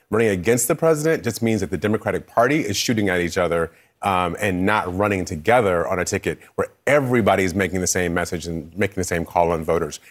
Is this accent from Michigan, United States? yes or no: yes; Michigan, United States; I'm from Michigan